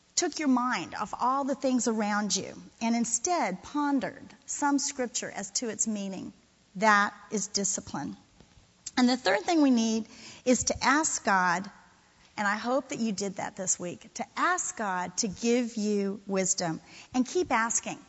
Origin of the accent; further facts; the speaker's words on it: Florida, United States; moved away; I'm from Florida. Uh, I got here a little late. I'm a transplant